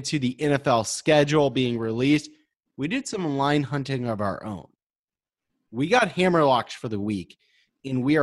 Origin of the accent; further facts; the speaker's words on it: Texas, United States; I'm from Texas